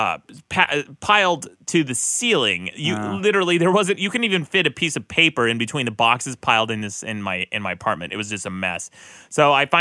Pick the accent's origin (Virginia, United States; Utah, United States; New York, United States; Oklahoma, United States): Utah, United States; I grew up in Utah